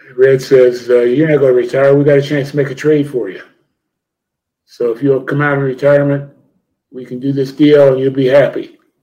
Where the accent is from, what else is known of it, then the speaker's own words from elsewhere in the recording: Ohio, United States; I grew up in Ohio